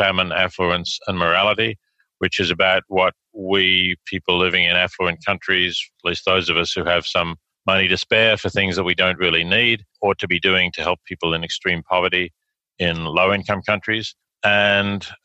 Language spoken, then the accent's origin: English; Australia; accent: Australian; moved away as an adult; also born or lived in Oxford, United Kingdom / New York, United States; now in Princeton, United States; As your listeners can probably tell from my accent, I'm Australian by background. I grew up in Australia